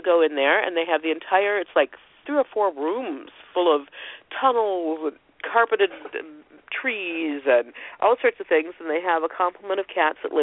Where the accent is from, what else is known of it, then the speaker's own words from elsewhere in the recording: Ohio, United States; I'm country girl from Ohio.